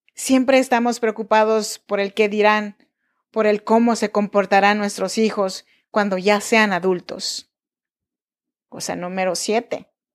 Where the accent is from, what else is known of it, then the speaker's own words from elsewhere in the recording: Chinantla region, Oaxaca, Mexico; Yo nací en Oaxaca, México, en la región chinanteca